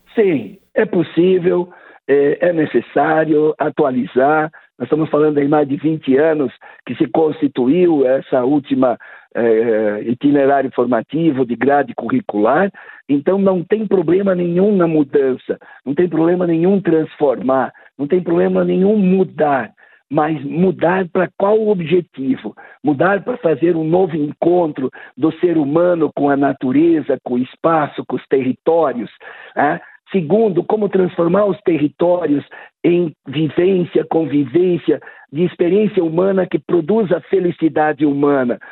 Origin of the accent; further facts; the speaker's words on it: Santa Catarina, Brazil; eu sou de Santa Catarina